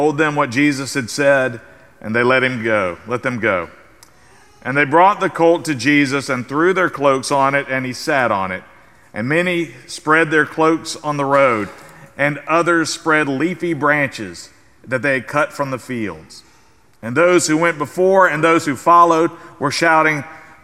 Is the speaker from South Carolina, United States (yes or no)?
yes; South Carolina, United States; now in San Antonio, United States; the South Carolina Gamecocks from my home state